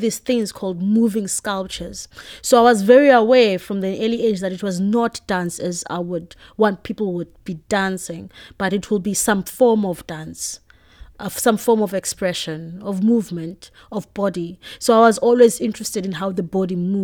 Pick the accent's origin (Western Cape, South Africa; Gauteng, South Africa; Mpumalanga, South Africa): Western Cape, South Africa; Cape Town; I grew up in Khayelitsha. I grew up with both my parents, my mother and my father.